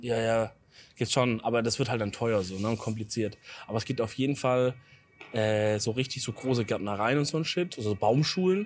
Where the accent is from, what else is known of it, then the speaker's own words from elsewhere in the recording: Southern Germany, Germany; als Süddeutsche